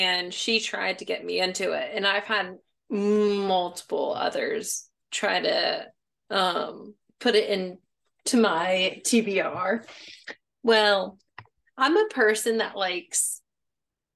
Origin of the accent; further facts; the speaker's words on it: Pennsylvania, United States; moved away as an adult; now in Mobile, Alabama, United States; I live in Mobile, Alabama, which I was raised in Pennsylvania, obviously.